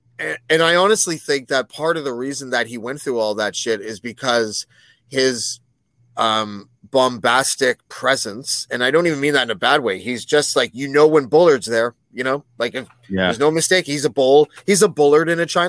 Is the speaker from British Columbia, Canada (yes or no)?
yes; Prince George, British Columbia, Canada; I'm from Prince George.